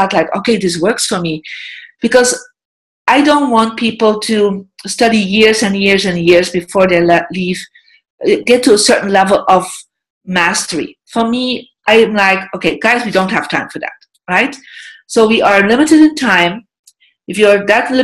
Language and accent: English; Belgium; moved away as an adult; also born or lived in United States; I'm from Belgium. I'm European. I lived for more than 10 years in America. I live back in Europe